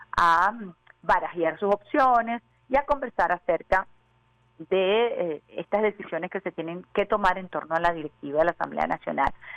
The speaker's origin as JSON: {"language": "Spanish", "country": "Venezuela"}